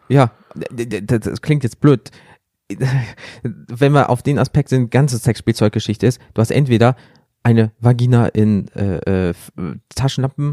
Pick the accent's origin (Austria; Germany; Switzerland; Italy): Germany; Rhineland; wir kommen ja aus dem Rheinland